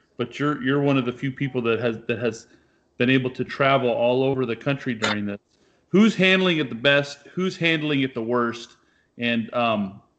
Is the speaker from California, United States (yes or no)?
yes; Sacramento, California, United States; moved away as an adult; also born or lived in Bremerton, Washington; I'm originally from the Sacramento area of California